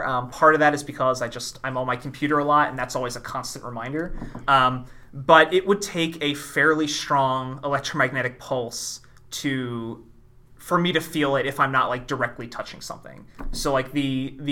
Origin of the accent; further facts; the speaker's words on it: Philadelphia, Pennsylvania, United States; I'm from Philadelphia